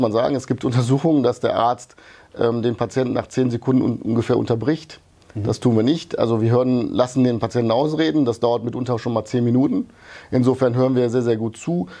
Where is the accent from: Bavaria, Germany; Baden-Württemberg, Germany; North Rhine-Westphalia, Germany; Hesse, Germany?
North Rhine-Westphalia, Germany; Wuppertal; born or raised there; also born or lived in Yugoslavia